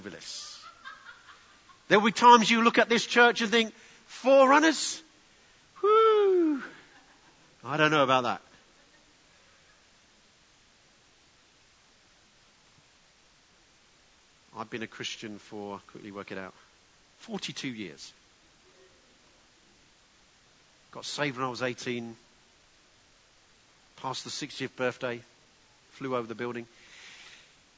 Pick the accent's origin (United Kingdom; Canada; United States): United Kingdom; England; being very English